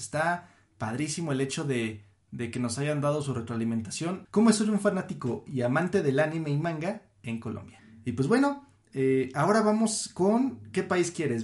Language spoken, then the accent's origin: Spanish; Mexico; somos privilegiados, tan, como mexicanos, en el hecho de, de ser amantes y, y seguidores del anime aquí en México